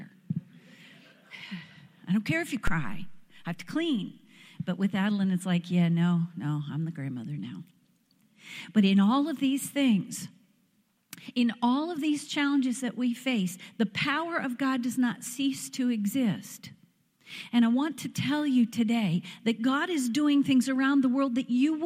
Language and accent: English; Pennsylvania, United States; moved away as an adult; now in Tennessee, United States; It is so good to be home where the accent is one that I understand